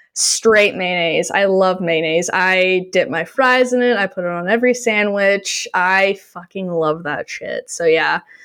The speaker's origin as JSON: {"language": "English", "country": "Canada", "said": "I'm Canadian"}